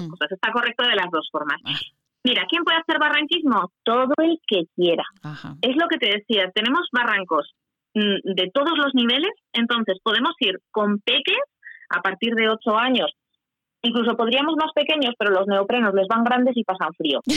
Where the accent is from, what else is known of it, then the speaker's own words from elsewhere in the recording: Huesca, Aragon, Spain; Yo cuando voy por cualquier sitio, yo presumo yo que soy de Huesca. ¿eh? Yo vivo en Huesca